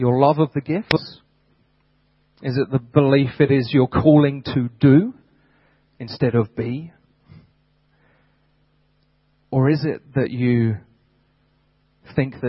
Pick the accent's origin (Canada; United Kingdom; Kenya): United Kingdom; moved away; back in my home country